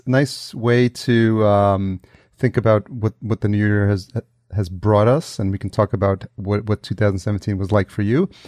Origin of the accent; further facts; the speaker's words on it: New York, United States; moved away; I'm from New York originally